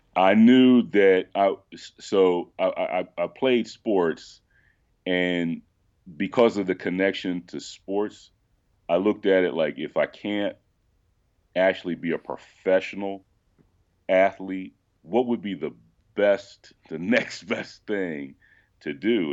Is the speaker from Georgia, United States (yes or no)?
no; Philadelphia, Pennsylvania, United States; moved away; also born or lived in Missouri; I was born and raised in Phil, in Philadelphia, but then my parents moved us out to a suburb that was, like, twenty minutes from the city